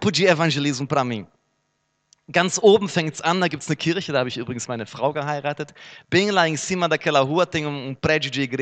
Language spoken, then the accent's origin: Portuguese; Herne, North Rhine-Westphalia, Germany; Minha cidade natal, Herne, cidade mundialmente desconhecida